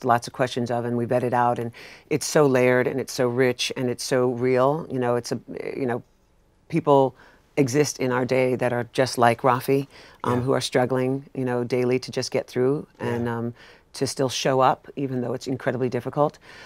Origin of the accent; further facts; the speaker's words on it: New York, United States; I'm a New Yorker